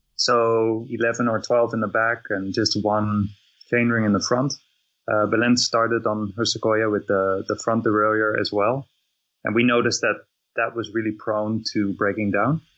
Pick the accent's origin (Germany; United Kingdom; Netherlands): Netherlands; I'm, I'm from from Netherlands